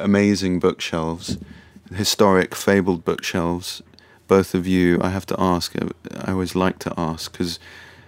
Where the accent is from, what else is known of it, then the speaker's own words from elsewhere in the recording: London, United Kingdom; as a Londoner